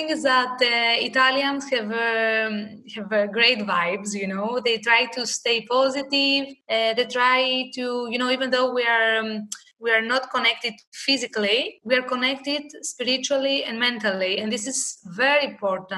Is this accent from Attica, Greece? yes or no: no; Thessaloniki, Central Macedonia, Greece; I grew up in Thessaloniki